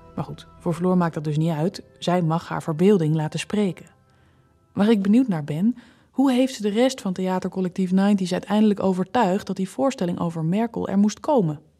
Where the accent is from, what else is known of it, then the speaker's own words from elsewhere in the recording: Germany; moved away; ik kom ook uit de DDR